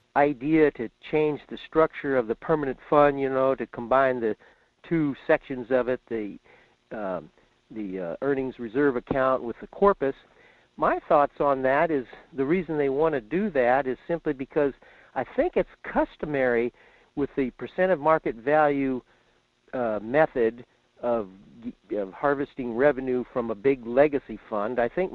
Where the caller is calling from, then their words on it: Fairbanks, Alaska, United States; in Fairbanks.